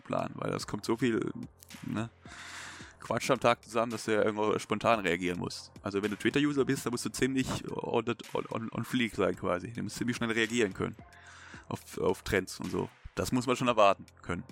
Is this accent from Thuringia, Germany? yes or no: no; Baden-Württemberg, Germany; als Schwabe